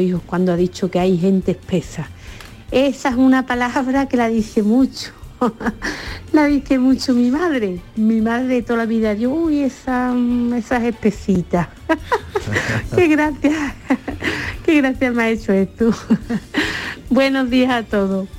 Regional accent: Seville, Andalusia, Spain; soy de aquí de Sevilla.

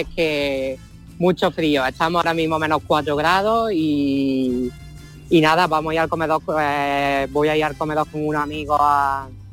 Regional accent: Spain; moved away as an adult; also born or lived in Brighton, England / London, England; now in Edinburgh, United Kingdom; esta es mi tierra

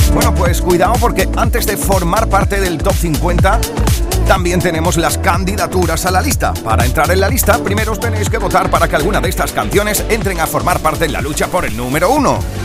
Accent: Huelva, Andalusia, Spain; de Huelva, de mi tierra

